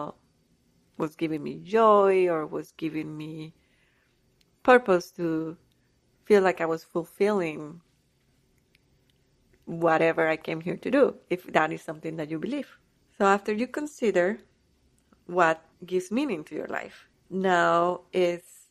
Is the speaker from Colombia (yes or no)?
yes; Colombia; also born or lived in Canada; now in United States; I was born in Colombia. I had the desire to travel and to live in another country